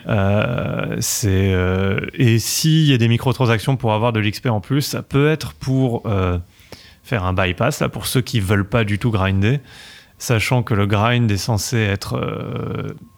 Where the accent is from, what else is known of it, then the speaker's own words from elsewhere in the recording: Paris, Île-de-France, France; accent: French; je suis né à Paris